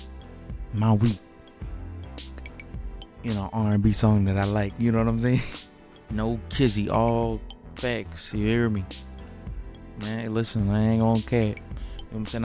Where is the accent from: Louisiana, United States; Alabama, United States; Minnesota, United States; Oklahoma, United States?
Alabama, United States; Birmingham; now in Hoover, United States; Where I was raised at, I'm a West Side boy.